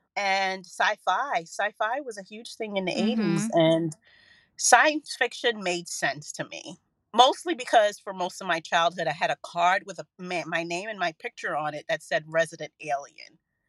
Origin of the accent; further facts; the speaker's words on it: Bushwick, New York, United States; So I was in the house and I grew up in Bushwick, another neighborhood that is has been gentrified. It's not the Bushwick that we know now.